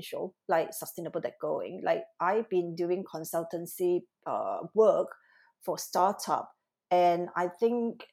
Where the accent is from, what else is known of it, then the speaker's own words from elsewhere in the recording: Malaysia; moved away as an adult; also born or lived in Singapore / Milan / London; now in Tokyo, Japan; I'm actually Malaysian-born Chinese